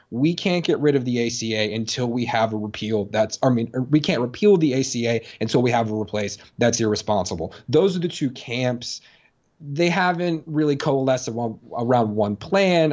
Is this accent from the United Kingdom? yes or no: no; Maryland, United States; I'm from Maryland